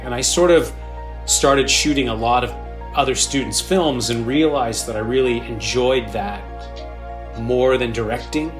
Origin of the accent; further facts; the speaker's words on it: Sydney, New South Wales, Australia; moved away; also born or lived in Los Angeles; I actually grew up in Sydney, Australia. Um, mm. I was born in Los Angeles, but I moved there when I was five, and I uh, lived there with my family for about 13 years